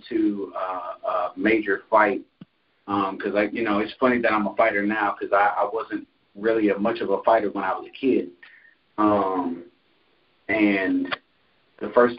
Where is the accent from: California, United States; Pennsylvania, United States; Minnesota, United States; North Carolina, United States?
North Carolina, United States; Concord; also born or lived in Jackson, Michigan; I'm originally from Jackson, Michigan, but I grew up in Concord, North Carolina.